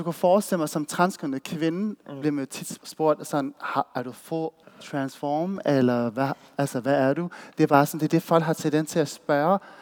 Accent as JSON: {"language": "Danish", "town": "Odense", "region": "Southern Denmark", "country": "Denmark", "moved": "as an adult", "lives_now": "Copenhagen, Denmark", "said": "Jeg er fra Voldsmose"}